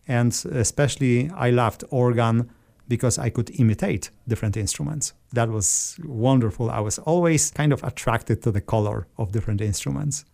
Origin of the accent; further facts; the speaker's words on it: Żary, Lubusz Voivodeship, Poland; moved away as an adult; also born or lived in Orlando area, Florida; now in Orlando, United States; I grew up in southwestern part of Poland. When you look at the map, it's halfway between Prague and Berlin, uh, where I was born. The name of the city is Jari